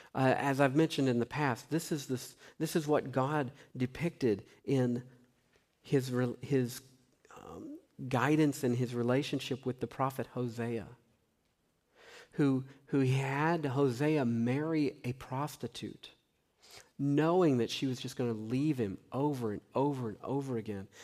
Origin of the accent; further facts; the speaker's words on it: Tennessee, United States; I grew up in Tennessee